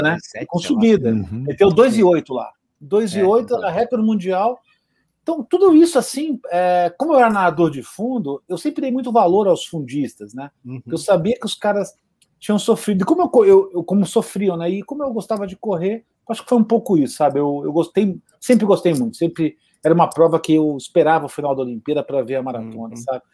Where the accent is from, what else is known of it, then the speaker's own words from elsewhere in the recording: São Paulo, Brazil; also born or lived in Rio de Janeiro, Brazil; eu sou carioca de nascimento, vim para cá com 10 anos.